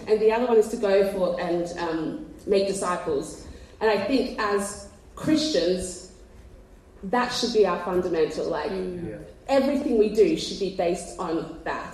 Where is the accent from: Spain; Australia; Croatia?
Australia; moved away as an adult; now in England, United Kingdom; you can't tell by the accent, we're from Australia. And we moved to England